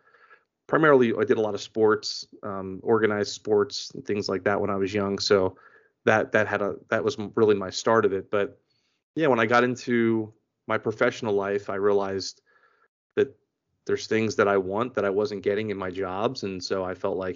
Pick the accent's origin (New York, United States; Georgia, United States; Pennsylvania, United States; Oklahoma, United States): Pennsylvania, United States; Philadelphia; moved away as an adult; also born or lived in Florida; I am originally from Philadelphia. Born and raised in Philadelphia, spent most of my life there